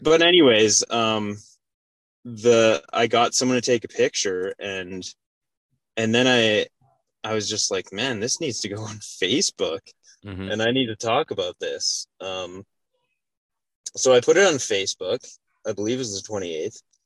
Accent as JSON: {"language": "English", "town": "Calgary", "region": "Alberta", "country": "Canada", "tie": "born or raised there", "moved": "as an adult", "lives_now": "Lethbridge, Canada", "said": "I'm originally from Calgary, born and raised, and uh, moved to Lethbridge to work as a firefighter paramedic."}